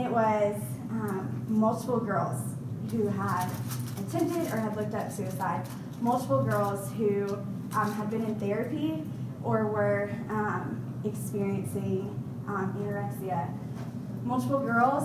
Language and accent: English; Raleigh, North Carolina, United States; moved away as an adult; also born or lived in Charlotte, North Carolina; I'm originally from Raleigh, went to the high school in there